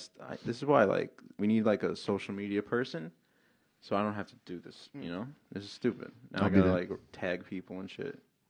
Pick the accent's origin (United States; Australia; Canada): United States; New York City, New York; moved away; also born or lived in Massapequa, New York; I grew up in Queens, but I moved out to all Whitesville, Massapequa.